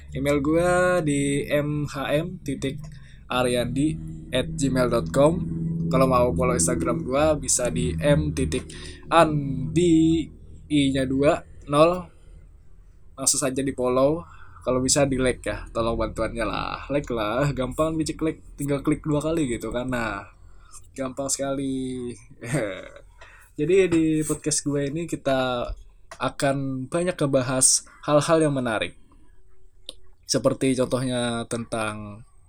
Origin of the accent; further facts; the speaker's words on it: South Kalimantan, Indonesia; asal gua dari Kalimantan Selatan.